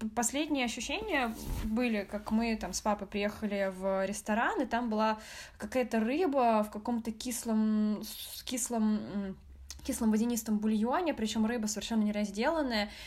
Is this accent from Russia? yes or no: yes; Moscow, Russia; first language Russian; Я родилась в Москве в семье китайско-вьетнамской. У меня мама китаянка, папа вьетнамец. Но родилась я в Москве и говорю на русском языке. А, мой первый и родной язык — это русский